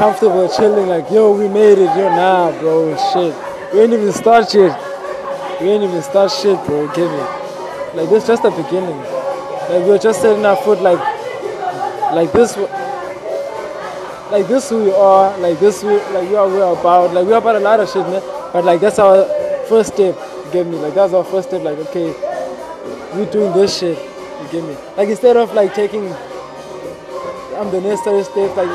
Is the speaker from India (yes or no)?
no; Cape Town, Western Cape, South Africa; I come from Ekhayelitsha. I reside in a lot of places, bro. You know, I've moved around a lot in Khayelitsha. I've moved around a lot around Cape Town